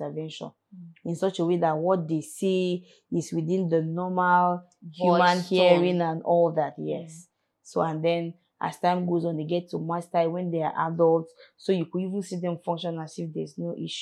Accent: Kaduna, Kaduna State, Nigeria; now in Abuja, Nigeria; I am from Kaduna

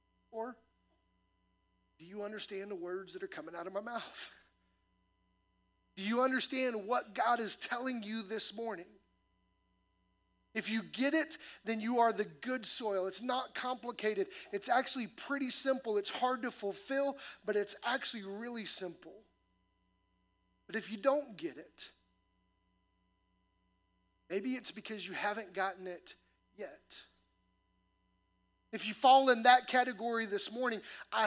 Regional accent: Midwest, United States; moved away; I grew up in the Midwest where corn and soybean farms

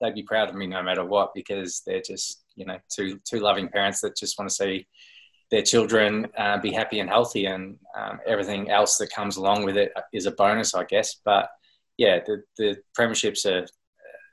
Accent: Swan Hill, Victoria, Australia; moved away; I grew up in Swan Hill. My parents still live there

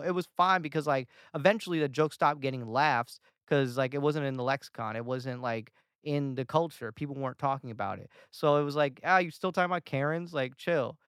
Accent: Atlanta, Georgia, United States; moved away as an adult; now in Los Angeles, United States; Atlanta when I went back, my hometown

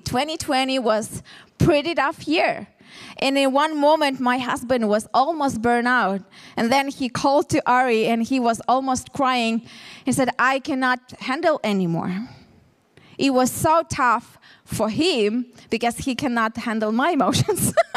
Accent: Ukraine; English is a second language; moved away as an adult; now in Tel Aviv, Israel; We are from originally from Ukraine, me and my husband

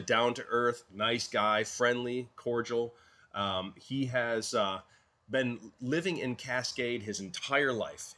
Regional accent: Bronson, Michigan, United States; when I was growing up, we in my hometown of Bronson, Michigan

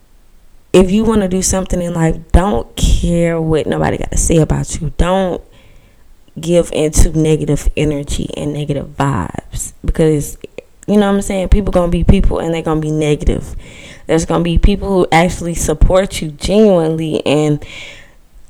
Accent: Georgia, United States; I'm 19 years old and I'm from Georgia

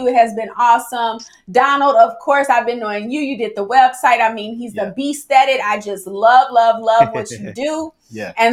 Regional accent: St. Louis, Missouri, United States; I'm from St. Louis, so therefore, my family, all of them ain't saved

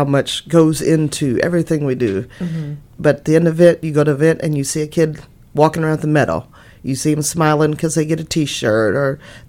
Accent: Pollock Grove, Missouri, United States; I'm from Pollock Grove. I grew up in small town. Been there my whole life.

